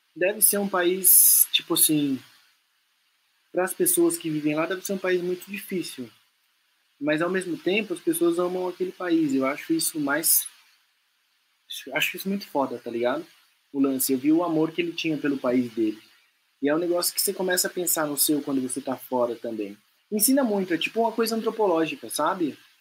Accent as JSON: {"language": "Portuguese", "country": "Brazil", "said": "nós somos brasileiros não porque nós nascemos aqui, mas porque a maior parte das nossas memórias afetivas estão nesse país"}